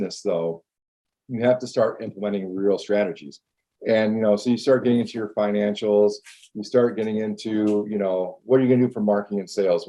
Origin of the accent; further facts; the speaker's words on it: West Michigan, United States; it's a different way to grow up, I think, being Hawaiian and living in Michigan